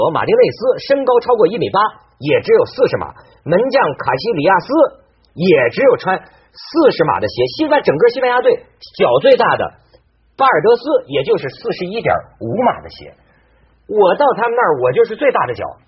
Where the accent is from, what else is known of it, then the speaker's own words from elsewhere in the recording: China; 我跟你讲，你想不到，我中国人讲啊，脚小的人命贵。